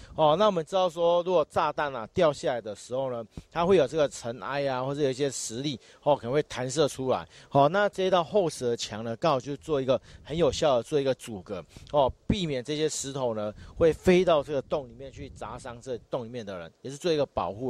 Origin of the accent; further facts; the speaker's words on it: Hualien County, Taiwan; 当时美军来我们轰炸我们花莲这边